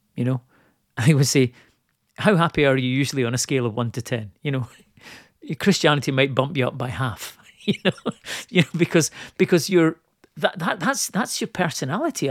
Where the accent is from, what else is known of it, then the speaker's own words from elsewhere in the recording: Scotland, United Kingdom; I'm Scottish